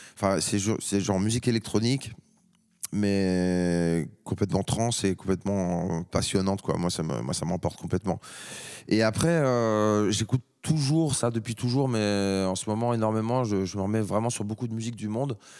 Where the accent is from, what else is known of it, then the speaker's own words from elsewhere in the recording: France; en tant que Français